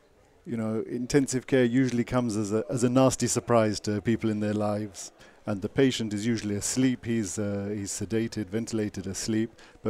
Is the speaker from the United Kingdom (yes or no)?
yes; England, United Kingdom; From England.